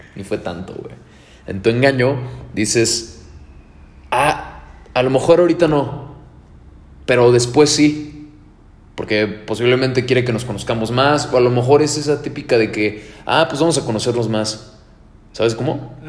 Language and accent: Spanish; Querétaro, Mexico; Soy Querétaro